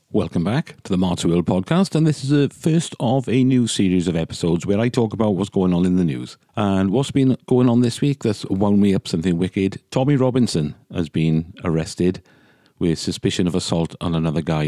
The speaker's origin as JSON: {"language": "English", "region": "Wales", "country": "United Kingdom", "said": "They're as Welsh as I am"}